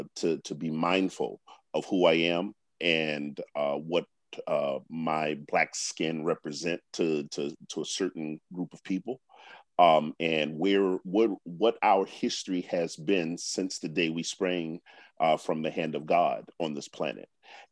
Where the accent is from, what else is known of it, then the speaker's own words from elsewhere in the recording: Washington, District of Columbia, United States; I grew up here in Washington, D.C., or in the region.